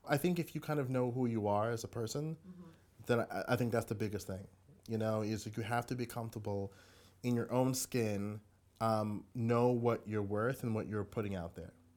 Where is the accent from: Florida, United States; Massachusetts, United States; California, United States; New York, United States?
New York, United States; Hempstead; also born or lived in Brooklyn, New York; I grew up in Long Island, Hempstead